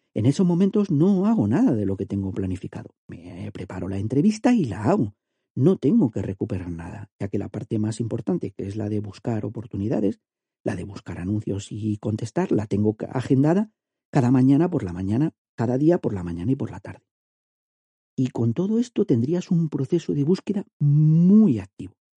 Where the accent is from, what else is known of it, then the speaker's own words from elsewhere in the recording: Andalusia, Spain; soy andaluz